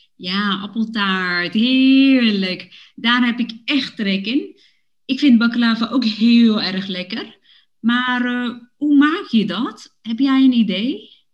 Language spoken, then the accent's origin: Dutch; Woerden, Utrecht, Netherlands; now in Amsterdam, Netherlands; Ik heb met mijn ouders in Woerden gewoond toen ik klein was